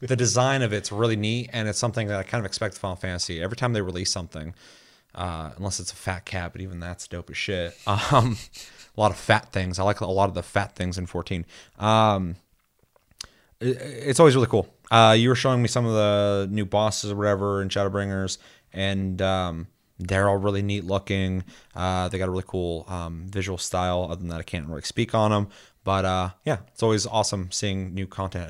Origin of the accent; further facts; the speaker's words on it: United States; me being American